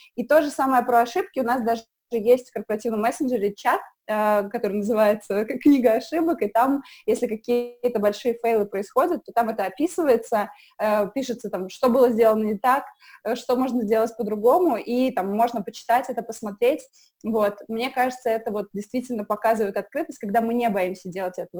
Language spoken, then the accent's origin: Russian; Samara, Samara Oblast, Russia; moved away as an adult; now in Moscow, Russia; я из Самары